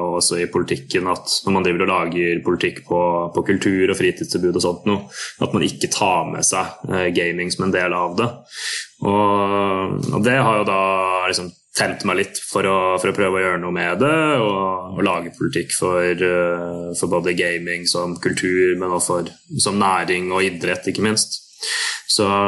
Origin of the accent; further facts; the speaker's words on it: Sarpsborg, Østfold, Norway; når jeg vokste opp i Sarpsborg